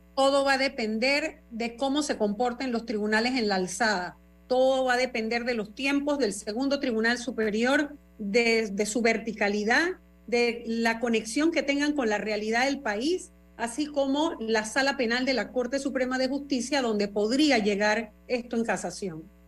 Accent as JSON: {"language": "Spanish", "country": "Panama", "said": "como panameña"}